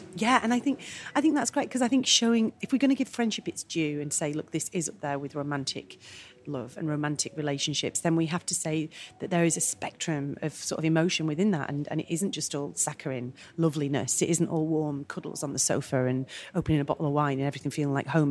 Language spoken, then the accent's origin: English; Manchester, North West England, United Kingdom; I'm Mancunian and a proud Mancunian as all Mancunians